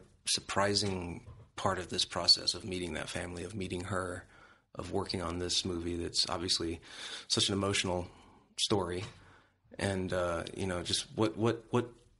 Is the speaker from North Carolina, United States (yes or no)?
yes; North Carolina, United States; I'm from North Carolina